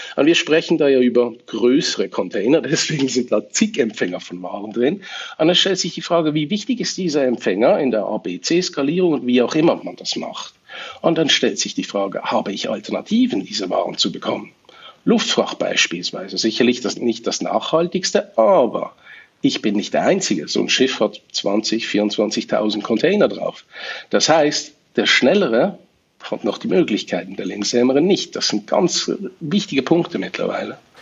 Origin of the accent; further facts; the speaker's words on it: Switzerland; bei uns in der Schweiz, weil wir doch einen Tacken kleiner sind